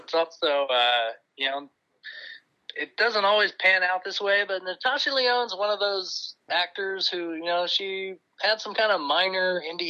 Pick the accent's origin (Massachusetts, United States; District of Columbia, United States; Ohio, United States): Ohio, United States; where I grew up in Ohio